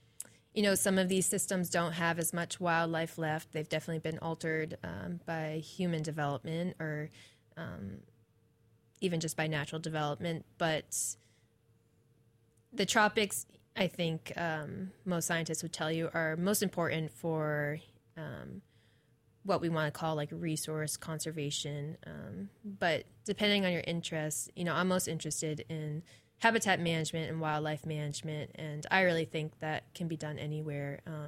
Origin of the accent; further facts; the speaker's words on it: East Coast, United States; So I'm originally from the East Coast.